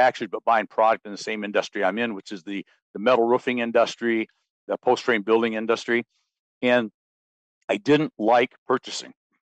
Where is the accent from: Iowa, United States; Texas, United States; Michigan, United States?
Michigan, United States; I was born and raised in Mid-Michigan on a small farm